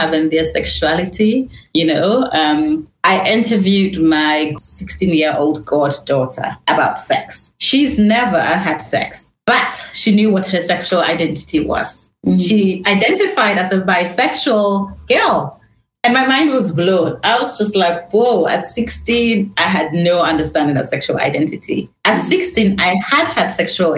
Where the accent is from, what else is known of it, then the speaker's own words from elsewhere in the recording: Ghana; moved away as an adult; also born or lived in London, United Kingdom; So although I was born in London, you know, my mom moved back to Ghana when I was really young, under 2 years old